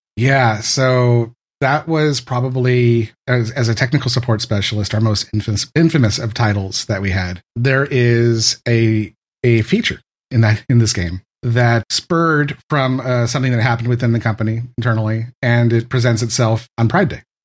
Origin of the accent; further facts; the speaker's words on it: San Francisco Bay Area, California, United States; I'm from the San Francisco Bay Area. I, I grew up here.